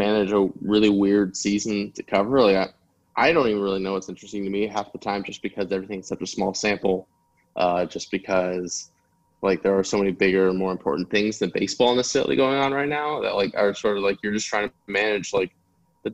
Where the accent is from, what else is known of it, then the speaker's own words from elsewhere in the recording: United States; My parents immigrated to the United States, and just sort of like understanding that experience growing up in America